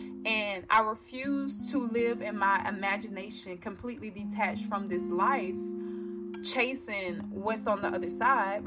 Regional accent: the South, United States; I am also 24-year-old African-American, born and raised in the South

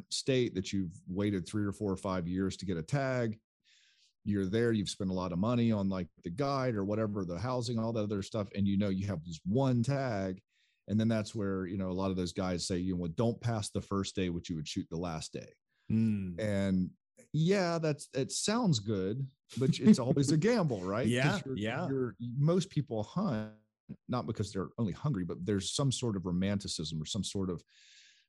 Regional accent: South Carolina, United States; growing up in South Carolina

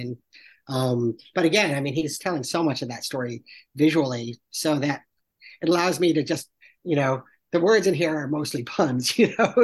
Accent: Salisbury, Connecticut, United States; moved away; I'm from Salisbury, Connecticut, which is the little town right next door

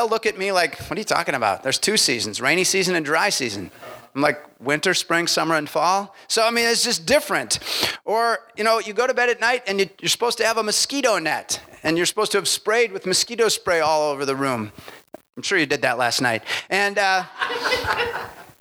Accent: Milwaukee, Wisconsin, United States; I'm from Milwaukee.

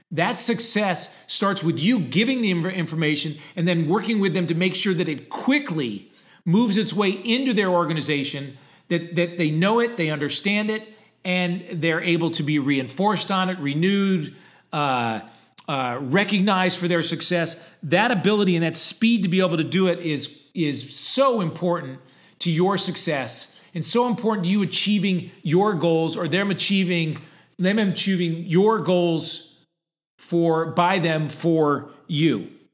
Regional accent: Connecticut, United States; I grew up in Connecticut, which was two hours from Boston and two hours from New York

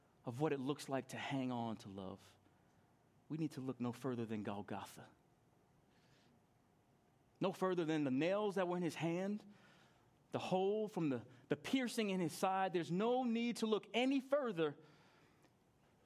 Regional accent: New York, United States; I grew up in New York and I was 10 years old

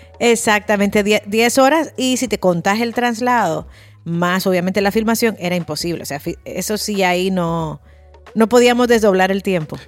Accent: Spain; los españoles sabemos de fútbol

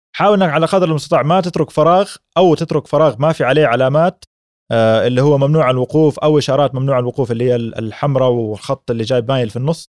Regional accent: Mecca, Makkah Province, Saudi Arabia; now in Jeddah, Saudi Arabia; أنا من مكة ومن سكان جدة

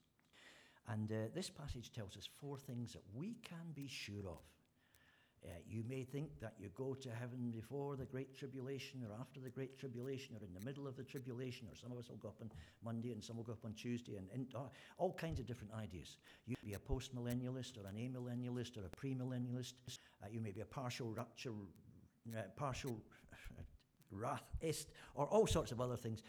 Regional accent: Scotland, United Kingdom; being Scottish

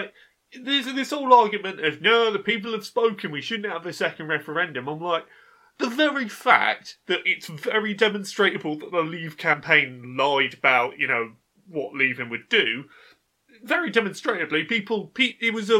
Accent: United Kingdom; Oh no, I'm British. British isn't foreign. It's normal, isn't it?

